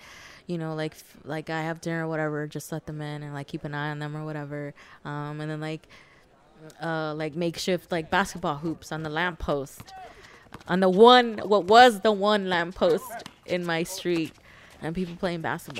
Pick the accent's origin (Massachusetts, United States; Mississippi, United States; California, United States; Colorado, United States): California, United States; Los Angeles; I'm a student, poet, artist, lover, friend. And I'm from Los Angeles.